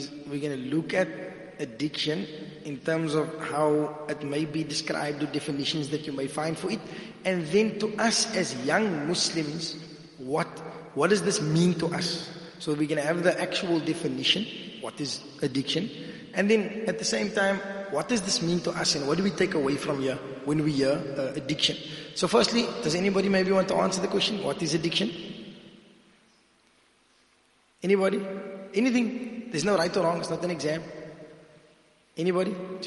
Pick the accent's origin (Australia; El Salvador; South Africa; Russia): South Africa; Cape Town, Western Cape; I'm from Cape Town